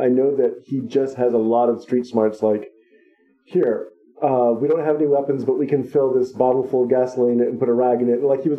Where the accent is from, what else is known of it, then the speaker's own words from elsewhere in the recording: Oakland, California, United States; Maybe it's growing up in Oakland